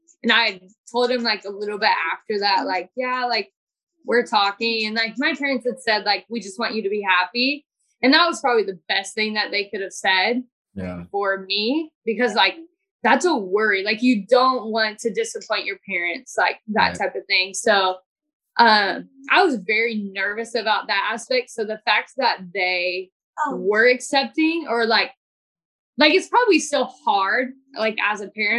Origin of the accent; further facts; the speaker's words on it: Kansas, United States; like I am from Kansas, like Kansas and Missouri, like you think about it as more of like a conservative state.